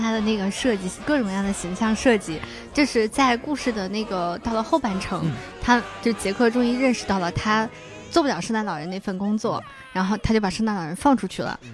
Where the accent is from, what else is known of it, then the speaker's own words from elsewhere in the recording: Xi'an, Shaanxi, China; moved away; also born or lived in Beijing; 然后我是西安人